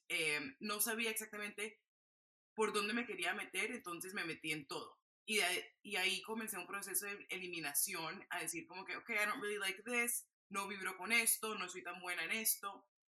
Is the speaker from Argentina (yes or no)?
no; Barranquilla, Atlántico, Colombia; moved away; me fui a Barranquilla, Colombia, de donde yo soy